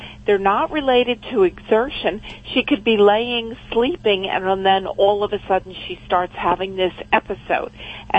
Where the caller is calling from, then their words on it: Adamstown, Pennsylvania, United States; Adamstown, Pennsylvania.